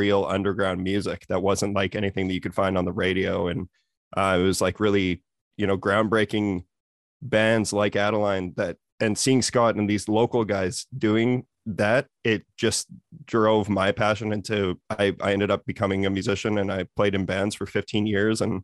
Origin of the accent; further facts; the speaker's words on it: Saskatoon, Saskatchewan, Canada; now in Vancouver, Canada; I grew up in Saskatoon. I now live in Vancouver